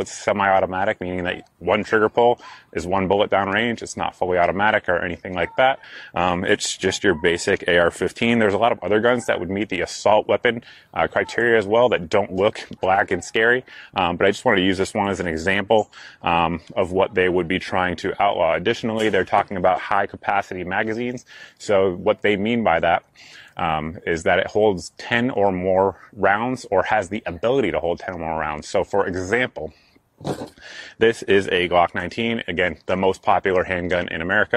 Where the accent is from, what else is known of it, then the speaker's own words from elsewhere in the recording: New England, United States; I'm from New England